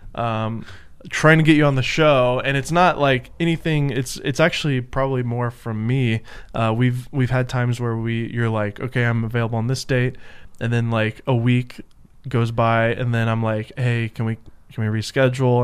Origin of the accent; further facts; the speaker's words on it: Nashville, Tennessee, United States; I'm from Nashville